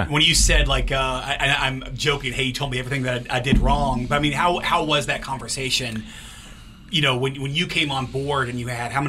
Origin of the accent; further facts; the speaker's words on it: Kentucky, United States; I'm not from Ohio. I'm from Kentucky.